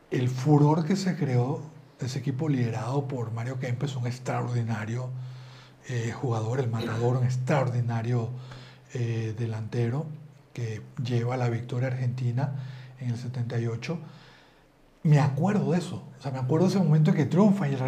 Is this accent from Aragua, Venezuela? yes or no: yes; Maracay, Aragua, Venezuela; arriba Venezuela, aunque estoy medio gringo, arriba Venezuela. que gringo, yo soy de Maracay.